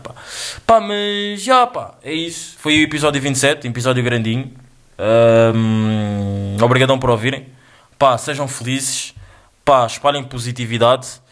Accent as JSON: {"language": "Portuguese", "country": "Angola", "said": "eu sou angolano, eu sou angolano"}